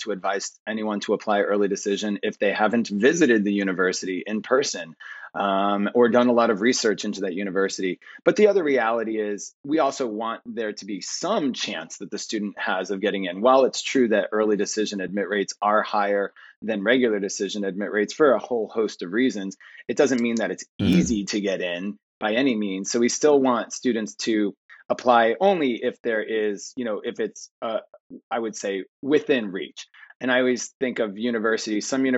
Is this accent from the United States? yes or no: yes; outside of New Haven, Connecticut, United States; I grew up outside of New Haven.